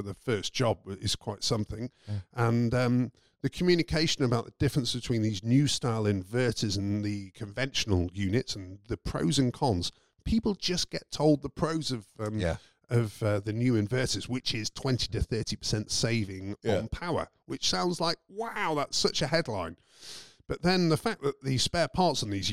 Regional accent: United Kingdom; I'm British

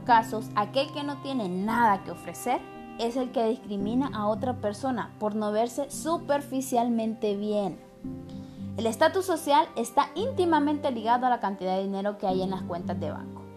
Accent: Honduras; yo como hondureña

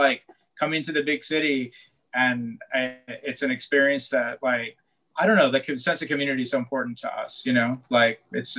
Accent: Northern California, United States; moved away as an adult; now in Los Angeles, United States; growing up in Northern California

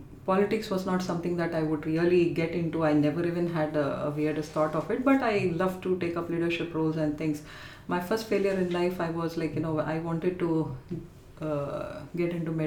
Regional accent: Chennai, Tamil Nadu, India; moved away as an adult; now in London, United Kingdom; I was born and raised in Chennai

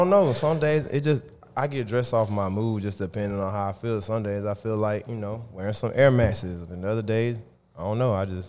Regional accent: Atlanta, Georgia, United States; I'm from Atlanta.

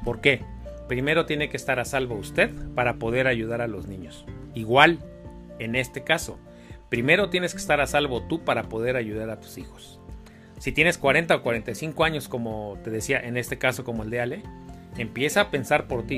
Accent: Mexico; nosotros como mexicanos

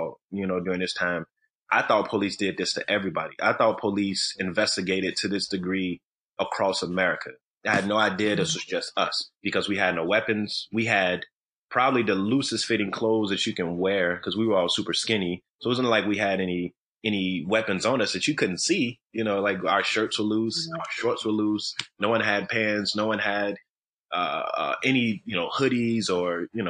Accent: Chicago, Illinois, United States; also born or lived in Highland Park, Illinois; I grew up first in what's considered one of the lower tiers of poverty and, I guess you would say, housing projects. It was Cabrini Green here in Chicago, Illinois

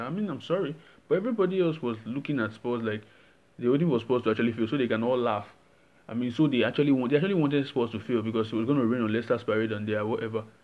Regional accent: Nigeria; I'm Nigerian

